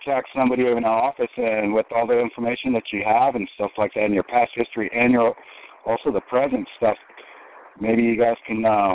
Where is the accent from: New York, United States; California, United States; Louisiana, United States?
California, United States; Huntington Beach; this is where I grew up. I'm right here in Orange County